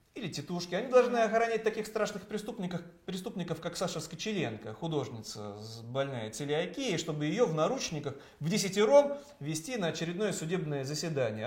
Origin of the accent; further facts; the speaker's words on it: Saint Petersburg, Russia; моего родного Петербурга